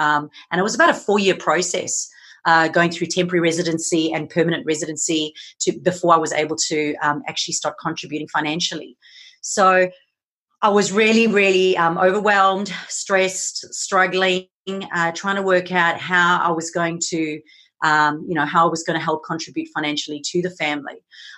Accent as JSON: {"language": "English", "country": "South Africa", "moved": "yes", "lives_now": "Gold Coast, Australia", "said": "I'm originally from South Africa, so you'll notice I have a little bit of a mixed accent. I now am currently living on the Gold Coast in Australia. I moved here 11 years ago"}